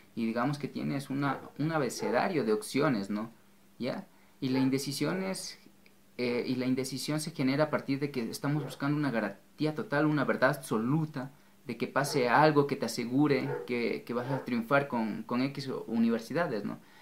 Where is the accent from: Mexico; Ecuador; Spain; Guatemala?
Ecuador; en mi país, Ecuador